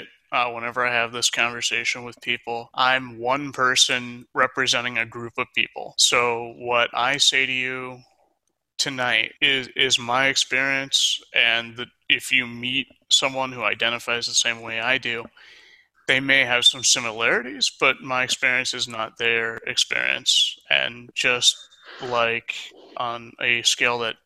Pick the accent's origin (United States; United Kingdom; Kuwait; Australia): United States; Florida; also born or lived in Michigan / Mobile, Alabama; I was born and raised in Florida, actually. I am currently in Sarasota, and I've pretty much been around that area my entire life